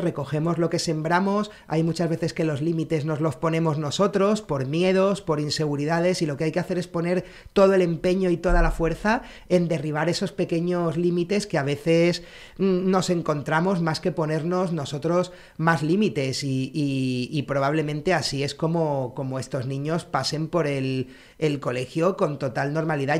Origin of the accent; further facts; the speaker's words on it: Alicante, Valencian Community, Spain; also born or lived in Santa Cruz de Tenerife; Entonces yo a los seis años me fui de Tenerife a, Alicante